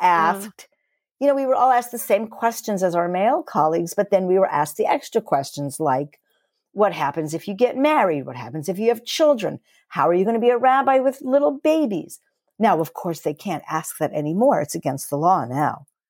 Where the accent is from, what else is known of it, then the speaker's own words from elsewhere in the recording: New York, United States; moved away as an adult; now in Toronto, Canada; I'm originally from New York